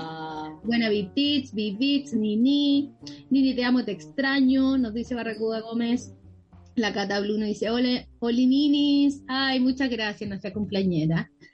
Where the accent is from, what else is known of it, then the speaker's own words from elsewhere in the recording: Chile; moved away as an adult; now in Canada; en Chile, en mi país, que todavía no me siento que estoy acá, llevo cinco meses y mi cabeza está todavía en Chile.